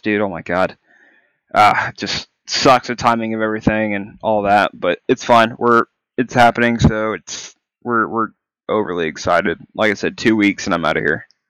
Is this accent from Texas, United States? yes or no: yes; Texas, United States; moved away as an adult; also born or lived in Kansas; now in California, United States; I'm from Texas and moved here to Cali for my time in service.